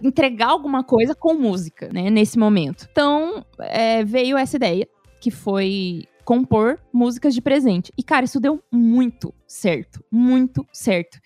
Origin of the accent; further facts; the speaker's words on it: São Paulo, Brazil; moved away as an adult; now in São José dos Campos, Brazil; morei a vida toda em São Paulo